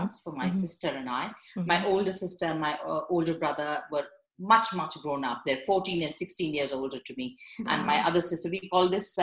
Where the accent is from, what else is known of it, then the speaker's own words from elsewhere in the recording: Mumbai, Maharashtra, India; also born or lived in Karnal, Haryana; I wasn't born in Bombay. I was born in Haryana, in a place called Karnal. Yes. But I was just about a year and a half when we moved to Bombay. So I call myself a Bombay girl